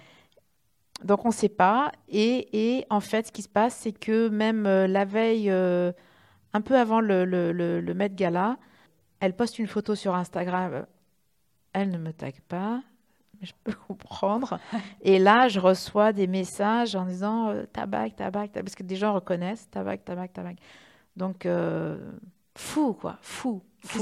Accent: Reims, Grand Est, France

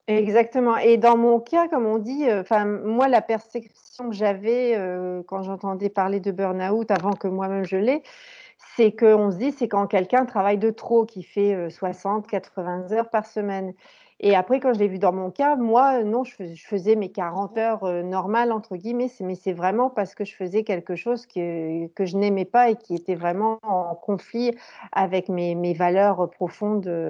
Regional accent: Valenciennes, Hauts-de-France, France; moved away as an adult; now in Germany; j'ai grandi et fait mes études dans le nord de la France, à Valenciennes

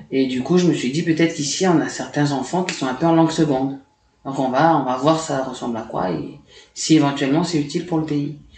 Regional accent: Lifou, Loyalty Islands Province, New Caledonia; Ok, alors, donc … c'est Watélé en Lifou, parce que je suis originaire de Lifou.

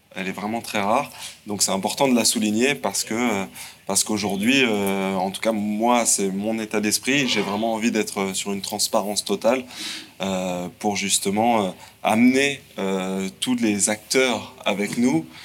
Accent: Le Mans, Pays de la Loire, France; je suis un provincial, je viens du Mans

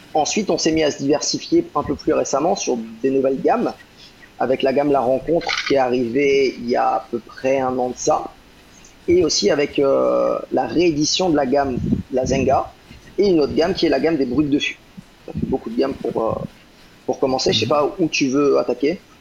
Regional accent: Rennes, Brittany, France; moved away as an adult; also born or lived in London, United Kingdom; now in Guadeloupe; ma terre natale, parce que je suis breton, euh, je, viens de, je de Rennes

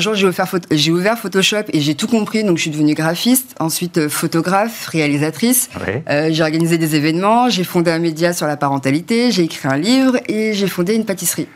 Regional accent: France; also born or lived in Belgium / United States; je suis née en Belgique, j'ai grandi en France, mes parents sont Guyane

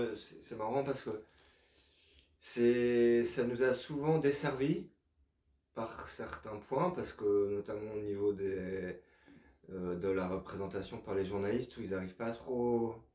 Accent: France; on est français

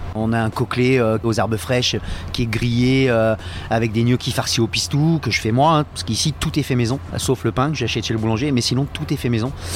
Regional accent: Vendée, Pays de la Loire, France; moved away as an adult; also born or lived in Côte d'Azur; now in Nice, France; je suis vendéen

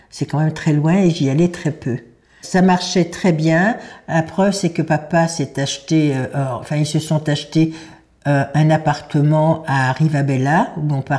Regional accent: Paris, Île-de-France, France; also born or lived in Normandy; depuis l'âge de 15 ans. Je suis née à Paris le 23 décembre 1931 de maman qui était de Pologne, de Lodge, d'une famille très aisée à Lodge, de sept enfants.

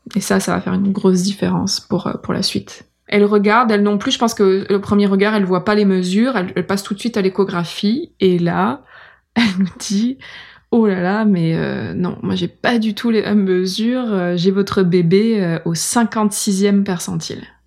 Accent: France; now in Montreal, Canada; je suis blanche, euh, je viens de France

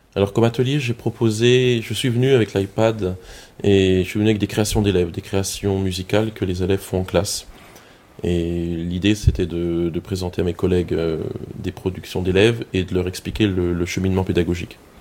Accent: Colmar, Grand Est, France; accent: Alsatian; j'habite Colmar en Alsace, ça s'entend mon accent

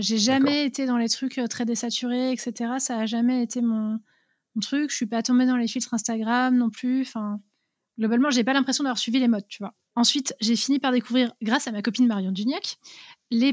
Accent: Vosges, Grand Est, France; J'ai grandi dans les Vosges

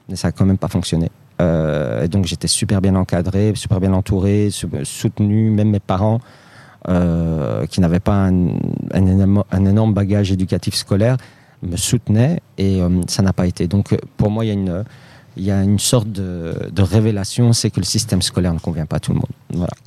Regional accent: Molenbeek, Brussels-Capital Region, Belgium; Moi, je suis né en Belgique. Euh, j'ai grandi à Molenbeek, euh, j'ai jamais déménagé.

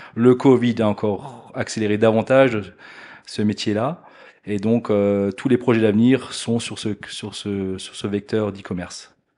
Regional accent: Alsace, Grand Est, France; moved away as an adult; now in Blonay, Switzerland; à la base, je suis alsacien, donc pas très loin d'ici non plus

